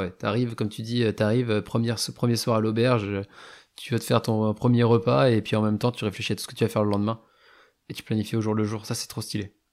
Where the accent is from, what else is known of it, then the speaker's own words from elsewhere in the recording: France; ah ouais mais je suis français donc, je colonisateur.